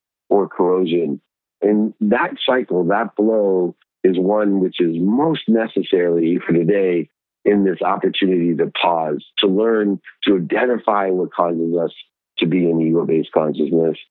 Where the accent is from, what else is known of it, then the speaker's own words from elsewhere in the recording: Akron, Ohio, United States; I grew up in Akron, Ohio with 6 siblings.